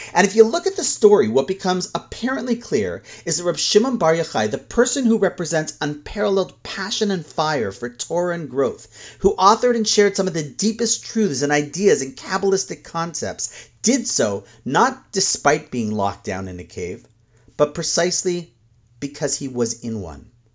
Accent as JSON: {"language": "English", "town": "Toronto", "region": "Ontario", "country": "Canada", "tie": "born or raised there", "said": "my hometown of Toronto"}